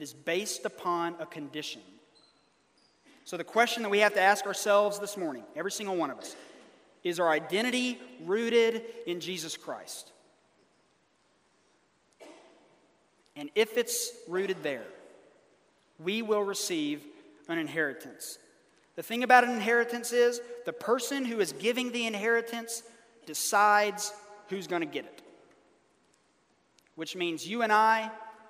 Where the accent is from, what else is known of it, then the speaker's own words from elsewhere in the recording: Birmingham, Alabama, United States; moved away; in my hometown of Birmingham, Alabama